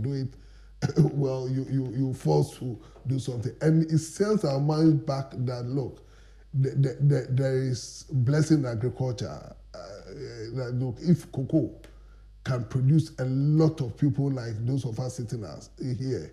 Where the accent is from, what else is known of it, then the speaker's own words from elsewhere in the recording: Accra, Greater Accra, Ghana; also born or lived in Koforidua; I was born and bred in Accra